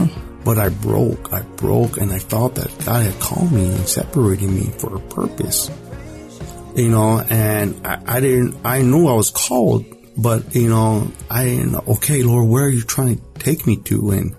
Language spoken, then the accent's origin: English; West Coast, United States; because we're from the West Coast